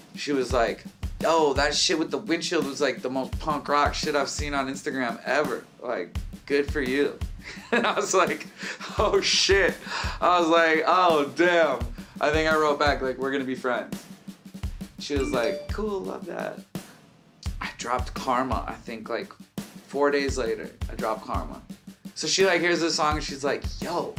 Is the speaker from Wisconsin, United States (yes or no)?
no; California, United States; I'm from California